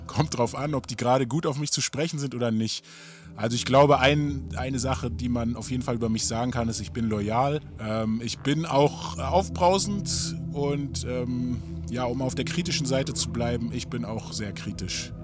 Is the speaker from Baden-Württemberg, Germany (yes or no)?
no; Berlin, Germany; Ich bin ein Berliner Rapper, aufgewachsen in Morbid, ne, Nachbarbezirk von Wedding